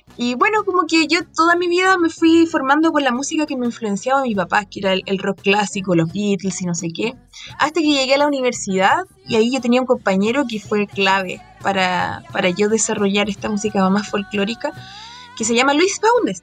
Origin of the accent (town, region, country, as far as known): Chile